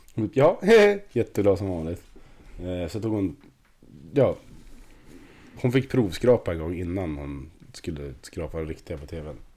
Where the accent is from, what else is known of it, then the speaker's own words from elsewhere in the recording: Östersund, Jämtland, Sweden; jag är från Torvalla, gillar Torvalla